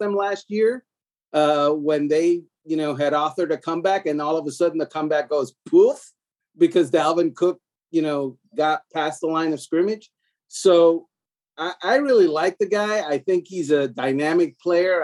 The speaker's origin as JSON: {"language": "English", "town": "Miami", "region": "Florida", "country": "United States", "said": "I'm from Miami"}